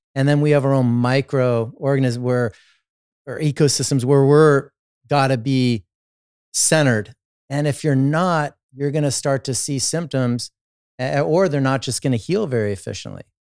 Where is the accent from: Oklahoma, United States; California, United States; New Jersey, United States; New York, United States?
California, United States; Los Angeles; I started as an athlete growing up in Southern California, Los Angeles